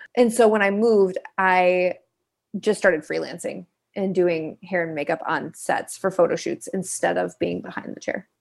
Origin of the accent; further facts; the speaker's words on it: Kalamazoo, Michigan, United States; I am originally from Kalamazoo, Michigan, a little town in the Midwest